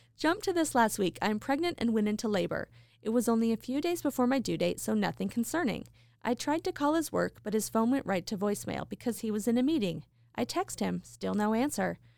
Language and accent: English; Idaho Falls, Idaho, United States; my hometown, Idaho Falls